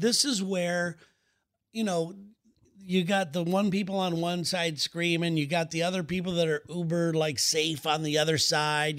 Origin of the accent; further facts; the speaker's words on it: United States; as an American